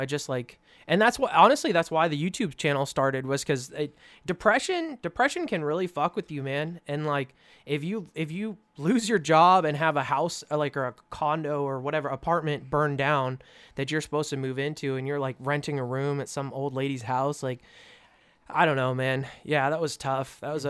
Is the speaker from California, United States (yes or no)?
yes; California, United States; So I came from California, and my dad basically venture capitaled, and then I did all of the work.